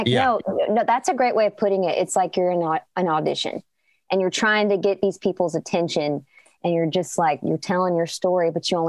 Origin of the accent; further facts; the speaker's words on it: Chicago, Illinois, United States; Yeah, my hometown, Chicago.